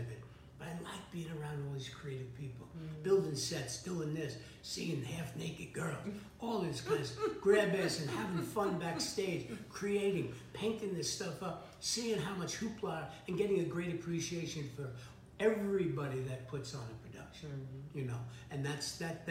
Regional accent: New York City, New York, United States; moved away as an adult; also born or lived in Hermosa Beach; an Irish Catholic from the mm-hmm. Bronx

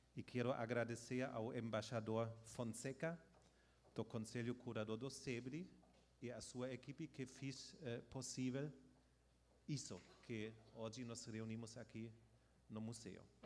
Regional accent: Germany; nós, como alemães

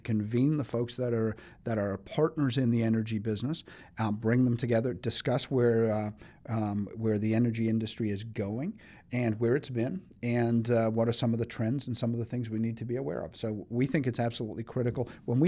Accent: England, United Kingdom; I'm originally from England, but I don't know. Nobody ever gets that from the accent anymore.

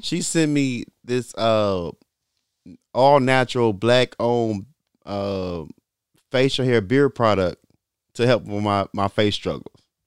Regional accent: Little Rock, Arkansas, United States; I'm from Little Rock

